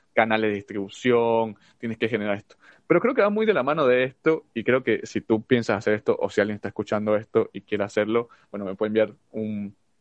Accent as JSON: {"language": "Spanish", "country": "Venezuela", "moved": "yes", "lives_now": "United States", "said": "nosotros somos de Venezuela"}